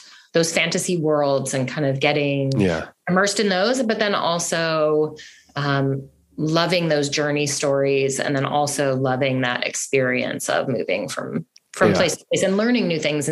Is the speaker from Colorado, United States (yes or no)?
yes; Colorado, United States; I'm from Colorado.